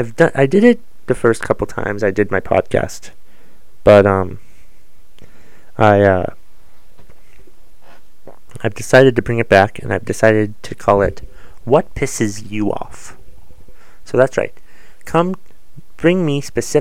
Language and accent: English; United States